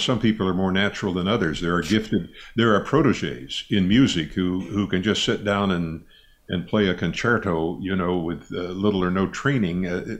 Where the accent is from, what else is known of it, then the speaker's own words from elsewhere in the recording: Midwest, United States; I grew up in the Midwest, kind of the lower Midwest, and my mother was from the South.